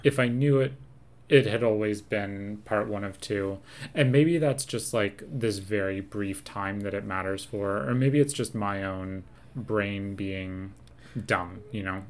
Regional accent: Seattle, Washington, United States; also born or lived in New York / New Jersey; now in New York/New Jersey, United States; I grew up in Seattle and now we live in New York, New Jersey

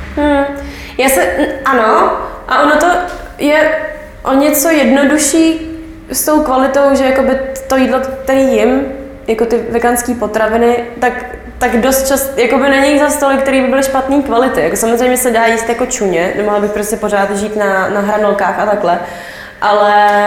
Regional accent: Czechia; jsem z Česka

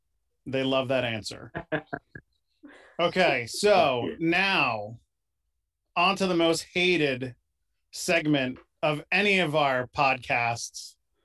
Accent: Pennsylvania, United States; I'm from Pennsylvania

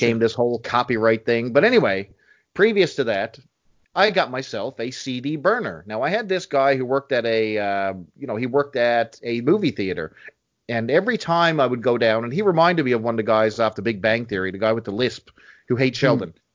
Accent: Canada; Your Canadian brothers, my home country

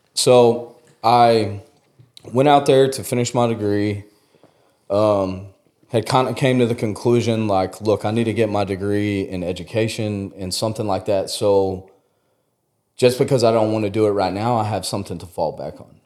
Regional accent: West Texas, United States; I grew up out in West Texas

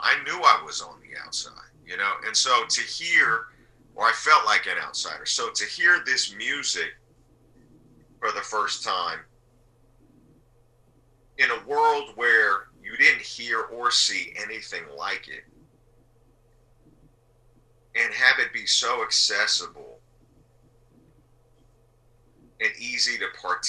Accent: Salt Lake City, Utah, United States; I was coming from Salt Lake City. You know, I was like a 4-year-old or a 5-year-old coming from Salt Lake City, you know.

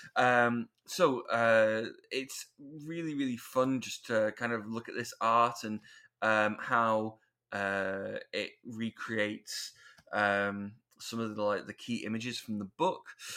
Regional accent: United Kingdom; we're British

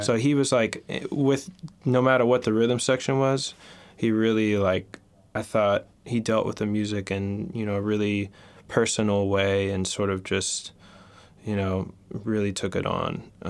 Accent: Oklahoma City, Oklahoma, United States; also born or lived in Sewickley; now in New York, United States; I'm originally from Oklahoma City, Oklahoma. {S0} All right. {S1} Actually born in randomly in a small town in Pennsylvania, Sewickley. But I grew up in Oklahoma, which is where my dad is from.

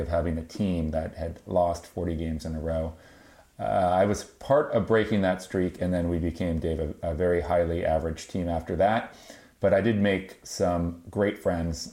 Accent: Marin County, California, United States; I grew up here in Marin County and went to Marin Academy

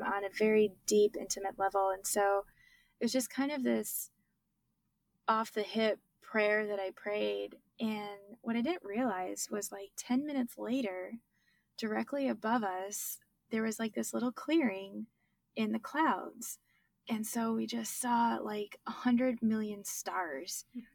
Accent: Michigan, United States; now in Texas, United States; I grew up in Michigan, now I live in Texas

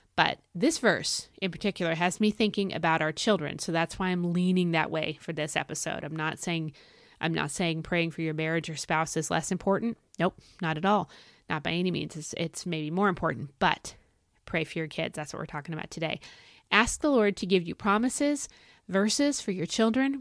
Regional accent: United States

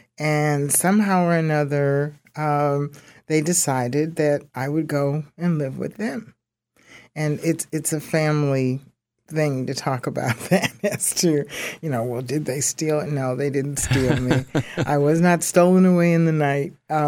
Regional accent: Carson, Mississippi, United States; I was born in Mississippi, and I was, there was my older brother, my older sister, me, and the sister that's right under me. And we lived with our grandparents in Carson, Mississippi.

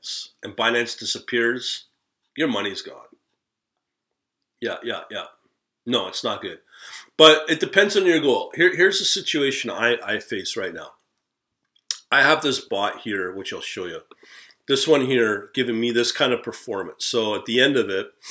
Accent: Canada; as a Canadian

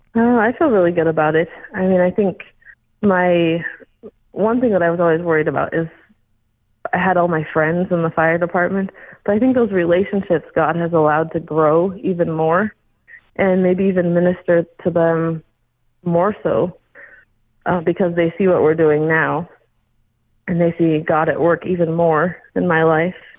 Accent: Scottsbluff, Nebraska, United States; I was born and raised in Scotts Bluff. So I've lived here all my life.

